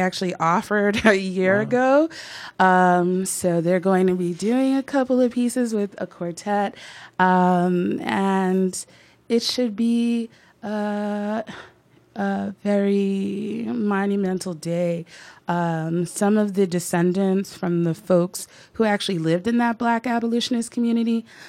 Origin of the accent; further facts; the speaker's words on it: Jersey City, New Jersey, United States; a young kid growing up in Jersey City